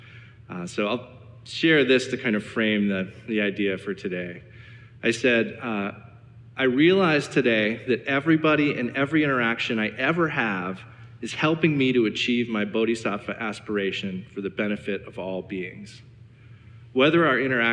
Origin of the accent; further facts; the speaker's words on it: Cleveland, Ohio, United States; I'm from Cleveland